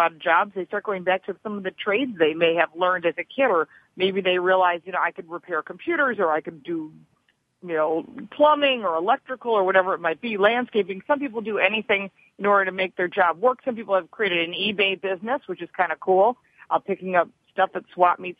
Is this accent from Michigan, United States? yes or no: yes; Detroit, Michigan, United States; I'm from Detroit, and my father worked for the big three automakers